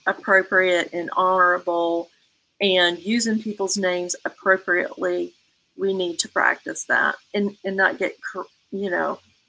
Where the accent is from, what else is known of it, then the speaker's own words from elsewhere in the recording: the South, United States; I grew up in the South in a culture where you said, yes, ma'am, you said, no, sir